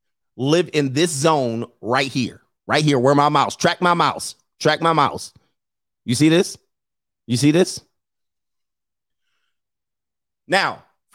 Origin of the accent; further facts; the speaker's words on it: Illinois, United States; I'm from Illinois. He's right. Now, watch this. Because when you think of Illinois, you think Chicago.